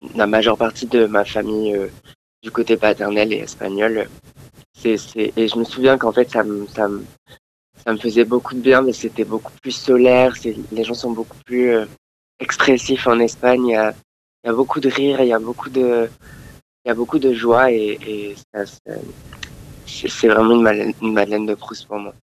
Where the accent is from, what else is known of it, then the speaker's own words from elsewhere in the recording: France; also born or lived in Andalusia, Spain; je suis français. j'ai été élevé principalement en France, mais mon père est espagnol